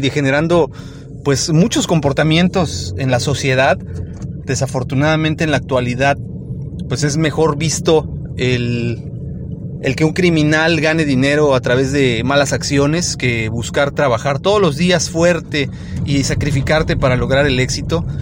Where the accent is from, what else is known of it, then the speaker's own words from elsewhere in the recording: Mexico; en nuestro país, en México